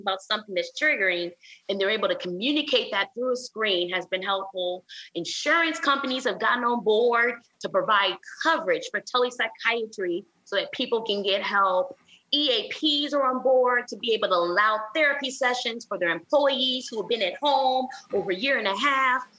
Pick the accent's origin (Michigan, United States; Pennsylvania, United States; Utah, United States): Michigan, United States; Flint; now in Houston, United States; I'm from Flint, Michigan